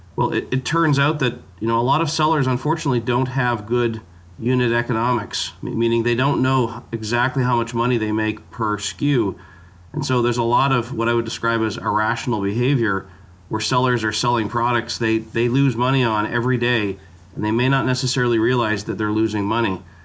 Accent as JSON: {"language": "English", "country": "Canada", "said": "as a Canadian, part of my part of my DNA"}